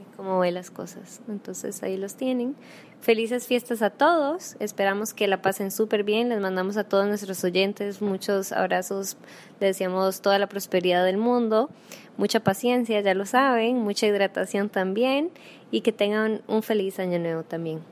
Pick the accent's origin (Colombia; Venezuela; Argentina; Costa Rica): Costa Rica